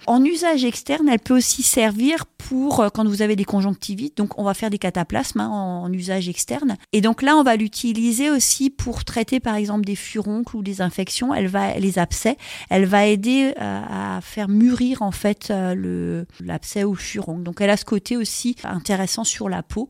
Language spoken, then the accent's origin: French; Alsace, Grand Est, France; chez nous, en Alsace